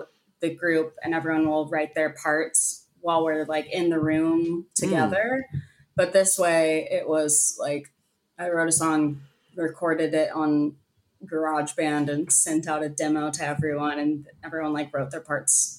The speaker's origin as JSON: {"language": "English", "town": "Houston", "region": "Texas", "country": "United States", "tie": "born or raised there", "said": "Kendall and I grew up together in Houston."}